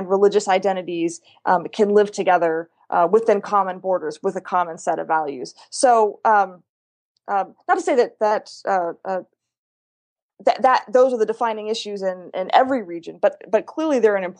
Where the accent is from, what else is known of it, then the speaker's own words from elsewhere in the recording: Pennsylvania, United States; also born or lived in California; I was born in California, but lived in Pennsylvania for a very long time.